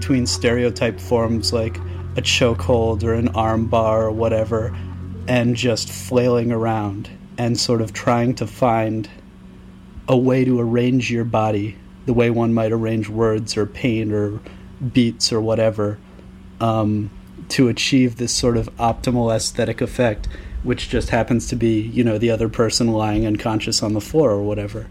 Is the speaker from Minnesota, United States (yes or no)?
no; Washington, District of Columbia, United States; now in Philadelphia, United States; originally from D.C., now I'm from Philly